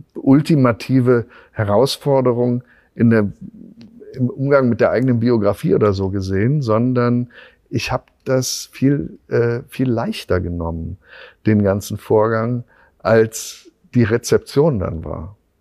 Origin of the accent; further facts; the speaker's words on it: Bonn, North Rhine-Westphalia, Germany; accent: Rhenish; first language German; moved away; also born or lived in Berlin; ich bin ja im, im, im Rheinland aufgewachsen